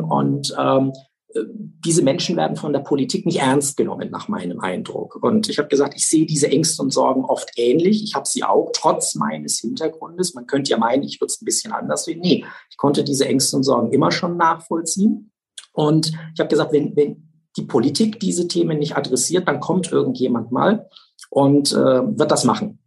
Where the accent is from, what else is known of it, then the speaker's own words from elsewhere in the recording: Nuremberg, Bavaria, Germany; ich bin in der Südstadt groß geworden. Google-Straße, Siemensbrücke, Wölkernstraße. Da bin ich geboren, da bin ich aufgewachsen